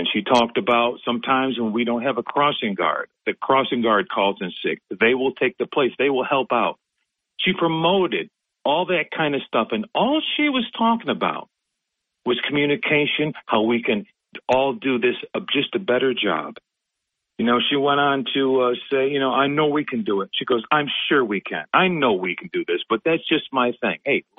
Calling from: Binghamton, New York, United States; Hey, good morning, Bob. … from Binghamton.

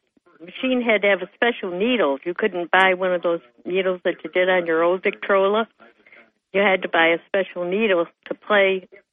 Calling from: Dickinson, New York, United States; number two from the town of Dickinson.

